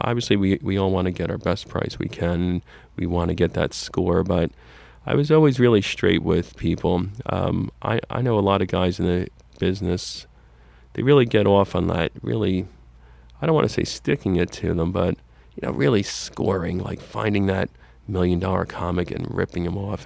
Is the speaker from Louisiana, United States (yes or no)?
no; Fair Lawn, New Jersey, United States; I grew up in Fairlawn, New Jersey, in Bergen County